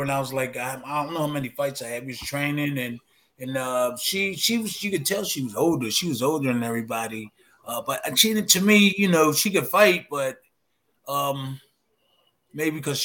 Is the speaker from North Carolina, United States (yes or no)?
no; Philadelphia, Pennsylvania, United States; I came from Philly